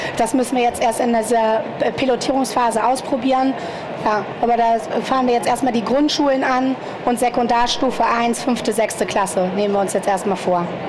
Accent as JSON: {"language": "German", "country": "Germany", "moved": "yes", "lives_now": "Munich, Germany", "said": "ich komme selber aus dem Harz, deswegen äh, na, da ist auch nicht so viel"}